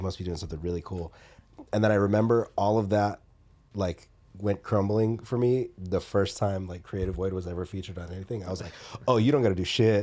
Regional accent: Atlanta, Georgia, United States; growing up in Atlanta

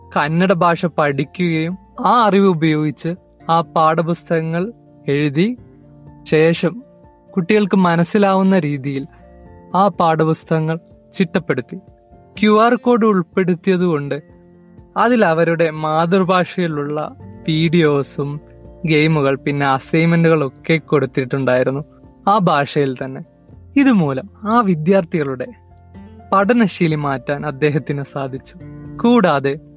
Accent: Wayanad, Kerala, India; ഒരു വയനാട്ടുകാരനാണ്

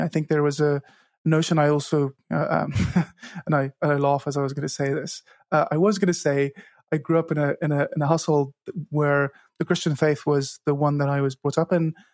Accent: Cape Town, Western Cape, South Africa; first language Afrikaans; English is a second language; I grew up in Cape Town, South Africa, where I still live

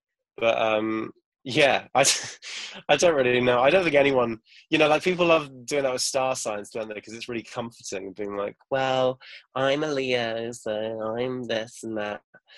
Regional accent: Crewe, North West England, United Kingdom; born there; I was born in Crewe, which I don't know if you know, but it's nearish Manchester. And no one believes that, because obviously I don't really sound like I'm from there.

